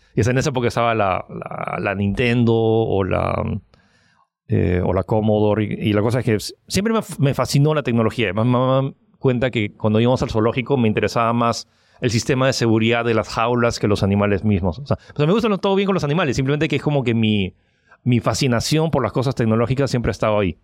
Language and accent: Spanish; Peru; also born or lived in United States / France; soy chino francés que nació en Estados Unidos, que vive en Perú